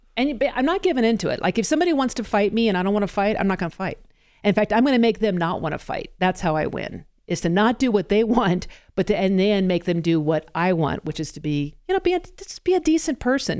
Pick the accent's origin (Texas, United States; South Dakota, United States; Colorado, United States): Colorado, United States; I am in fact a Colorado native